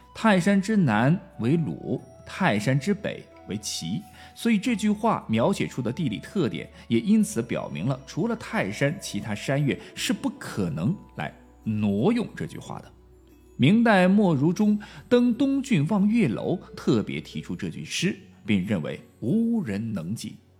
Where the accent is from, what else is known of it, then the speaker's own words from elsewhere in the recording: Chongqing, China; accent: Chongqing dialect; 我们重庆话经常说